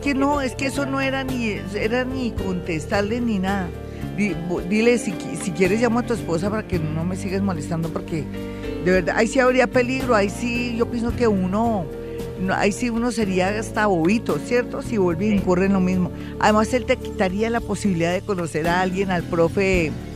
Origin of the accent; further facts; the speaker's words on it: Colombia; cómo somos los colombianos de emprendedores